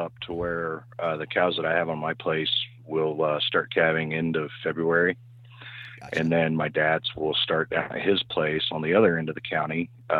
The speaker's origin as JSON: {"language": "English", "region": "Illinois", "country": "United States", "said": "I'm from West Central Illinois."}